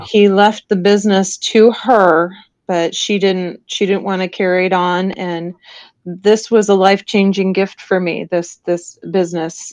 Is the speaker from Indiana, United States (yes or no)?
no; northern Illinois, United States; now in Florida, United States; I grew up in Illinois.